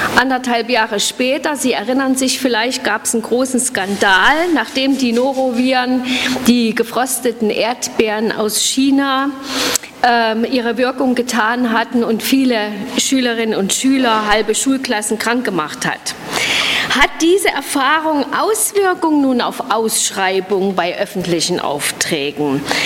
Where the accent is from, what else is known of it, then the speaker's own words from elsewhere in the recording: Suhl, Thuringia, Germany; aus meiner Heimatstadt Suhl